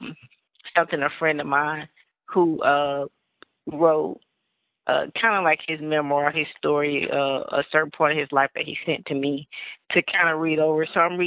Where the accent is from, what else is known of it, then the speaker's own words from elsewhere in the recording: Orlando, Florida, United States; I grew up in Central Florida. It was hot all the time.